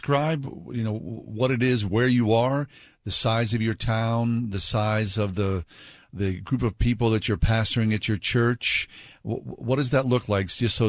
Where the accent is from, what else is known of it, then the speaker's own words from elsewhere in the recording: United States; as an American